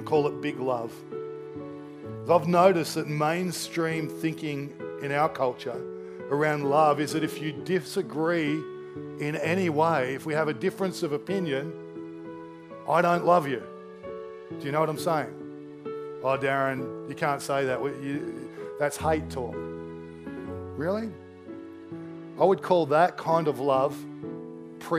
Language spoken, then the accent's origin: English; Australia; I'm Australian